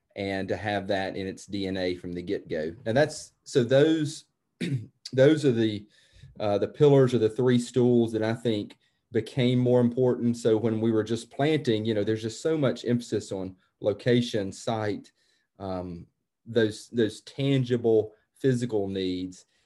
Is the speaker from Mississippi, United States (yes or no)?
yes; New Albany, Mississippi, United States; moved away as an adult; also born or lived in Jackson, Mississippi / Washington, D.C. / Boston / France; now in Paris, France; I'm from Mississippi, from New Albany, Mississippi, and that's, uh, that, that is, it always will be home.